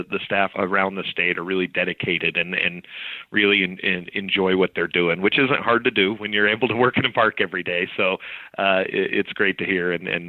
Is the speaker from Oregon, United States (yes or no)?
yes; Joseph, Oregon, United States; also born or lived in Blue Mountains / Klamath County; I actually grew up here in Joseph, which is a great place to grow up